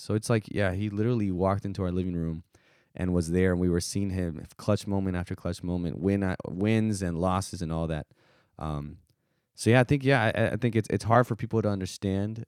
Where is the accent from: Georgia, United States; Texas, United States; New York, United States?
Texas, United States; South; growing up in South Texas